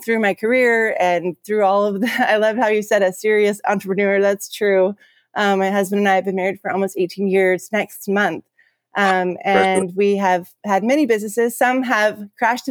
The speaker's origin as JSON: {"language": "English", "area": "Pacific Northwest", "region": "west side of Washington State", "country": "United States", "tie": "born or raised there", "said": "I'm from the Pacific Northwest and, on the west side of Washington State"}